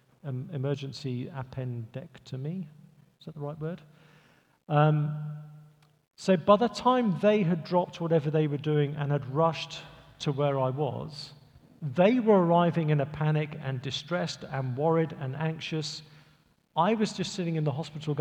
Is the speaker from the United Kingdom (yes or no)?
yes; England, United Kingdom; moved away; I'm from England